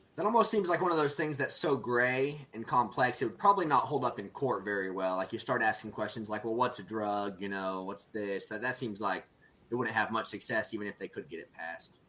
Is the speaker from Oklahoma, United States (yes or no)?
yes; Stillwater, Oklahoma, United States; my hometown, Stillwater, Oklahoma